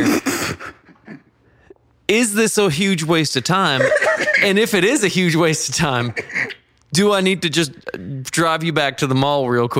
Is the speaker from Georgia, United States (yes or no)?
yes; Georgia, United States; You know, growing up in Georgia, one of the things that they always say is you're either going to love the Falcons or you're going to love the Steelers.